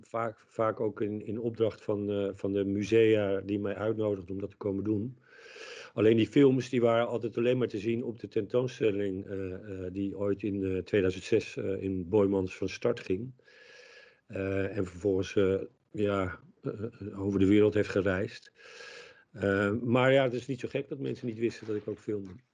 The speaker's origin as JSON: {"language": "Dutch", "town": "Leimuiden", "region": "South Holland", "country": "Netherlands", "tie": "born or raised there", "said": "In Muiden in het dorp waar ik geboren ben."}